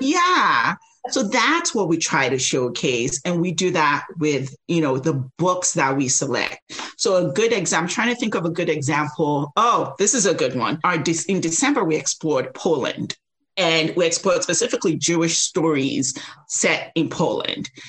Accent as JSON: {"language": "English", "country": "Nigeria", "tie": "born or raised there", "moved": "yes", "lives_now": "United States", "said": "I grew up in Nigeria"}